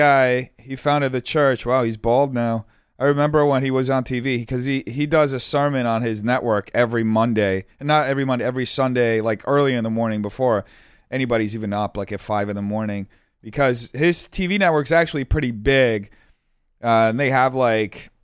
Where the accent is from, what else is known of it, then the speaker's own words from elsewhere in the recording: São Paulo, Brazil; moved away; also born or lived in Brooklyn, New York; my hometown in São Paulo